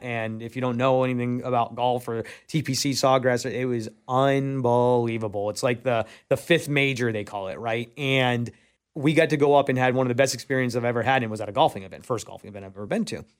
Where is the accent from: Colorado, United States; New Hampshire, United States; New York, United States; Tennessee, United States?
New York, United States; moved away; I'm originally from New York.